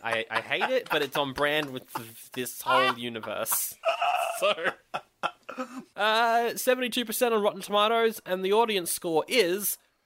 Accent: Australia; Doesn't count Australia, but we don't count as a country

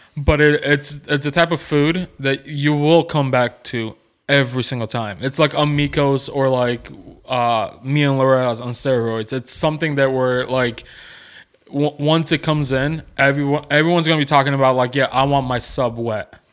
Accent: Chicago, Illinois, United States; now in Nolensville, United States; Growing up in Chicago

